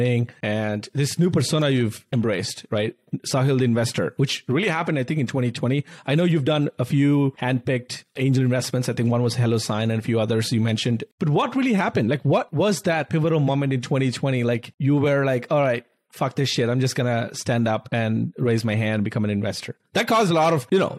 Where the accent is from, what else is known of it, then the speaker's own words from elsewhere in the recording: India; moved away as an adult; now in United States; I grew up in India